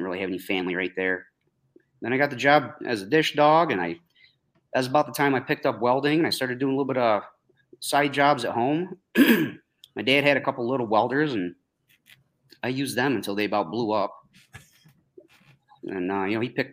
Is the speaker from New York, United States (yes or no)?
yes; New York, United States; I grew up here a couple towns over.